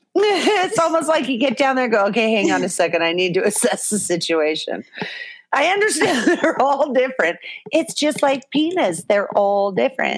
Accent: Orange County, California, United States; I'm from Orange County, California

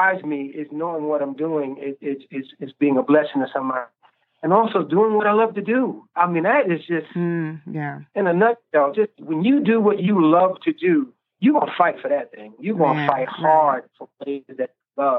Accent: New York, United States; I grew up in New York, so I've been exposed to all of these different styles of music.

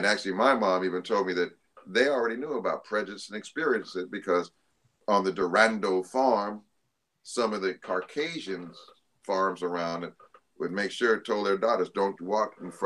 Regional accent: Denver, Colorado, United States; I remember my best buddy, Michael Hudson, I grew up with in Denver. Just lived across the alley from me since we were 2 years old.

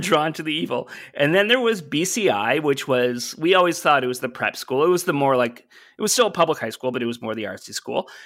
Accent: Brockville, Ontario, Canada; moved away; my hometown is a place called Brockville, Ontario

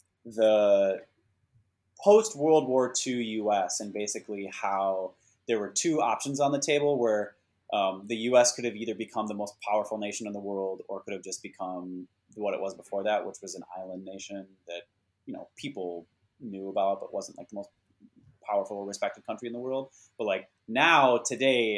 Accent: Minnesota, United States; moved away as an adult; now in Silicon Valley, United States; I did feel kind of landlocked mentally and physically growing up in Minnesota

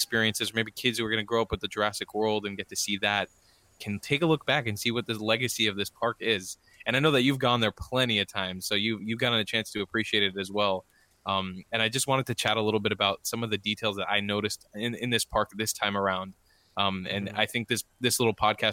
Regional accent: South Florida, United States; I was born and raised in South Florida

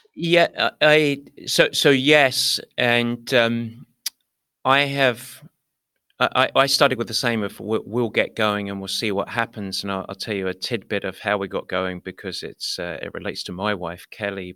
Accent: United Kingdom; moved away; I was from Britain

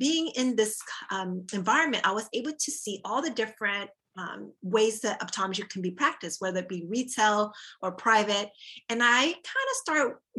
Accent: Texas, United States; moved away as an adult; also born or lived in Orlando, Florida; I'm originally from Texas

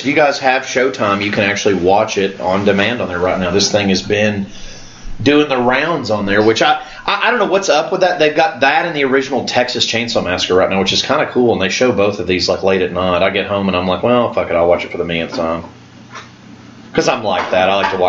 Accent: Canada; I'm Canadian, if I've never mentioned that. So it's fun that I have a very controversial killer slash holiday film that is from my homeland.

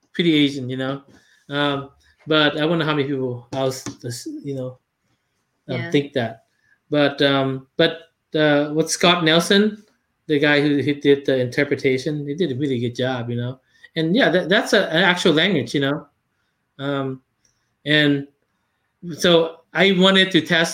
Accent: Laos; English is a second language; moved away; I'm from Laos.

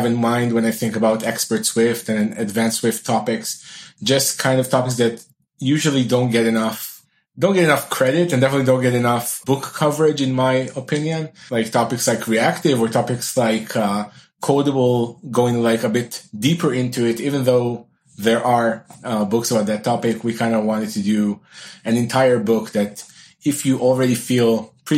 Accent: Israel; I'm from Israel

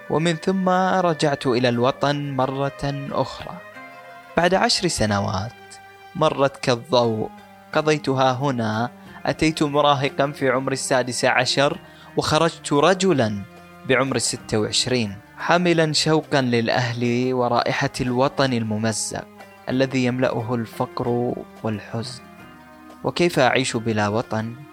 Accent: Bangladesh; accent: Bangladeshi; Arabic is a second language; خلوني أترجم لكم اللي قلته قبل شوي بلهجتي البنغلاديشية

